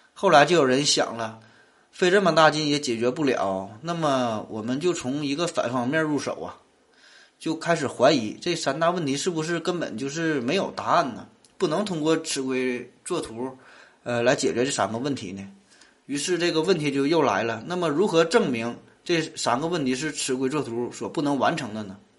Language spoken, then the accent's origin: Chinese; Northeast China, China; 我是生在东北，长在东北的，土生土长的东北人